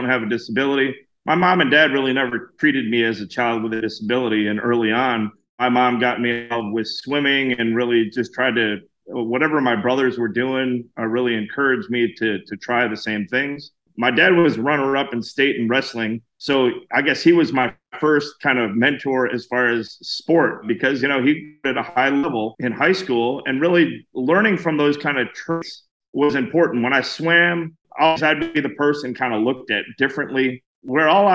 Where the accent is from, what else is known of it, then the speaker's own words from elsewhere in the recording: Illinois, United States; now in Pelham, Alabama, United States; I live in Pelham, Alabama, a little bit south of Birmingham. I'm originally from Illinois, moved south to get away from the snow